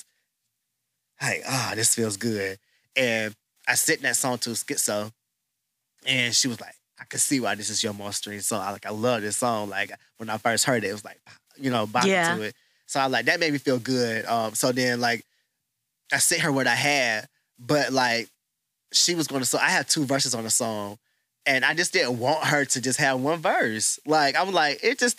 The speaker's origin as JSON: {"language": "English", "region": "the South", "country": "United States", "tie": "born or raised there", "also_born_or_lived": "Charlotte, North Carolina", "accent": "Southern", "lives_now": "Houston, United States", "said": "I grew up in the South"}